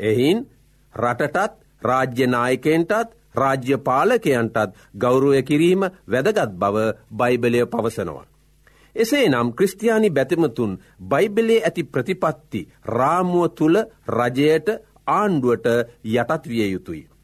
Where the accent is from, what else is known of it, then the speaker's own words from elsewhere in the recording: Sri Lanka; අප උපන් රට අපි මැරෙන රට ශ්‍රී ලංකාවයි.